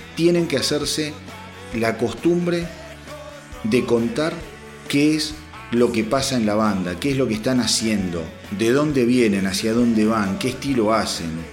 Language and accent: Spanish; Argentina; como argentino